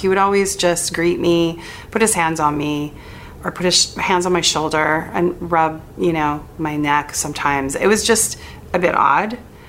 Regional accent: Wisconsin, United States; also born or lived in Monterey, United States / Athens, United States; I was born in Monterey, California, and I grew up on a farm in Wisconsin, lived in about 80 acres.

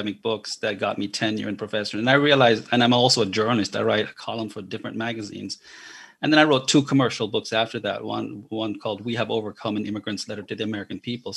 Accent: Jamaica; moved away as an adult; now in United States; I was born and raised in Jamaica, came to America when I was 20 years old

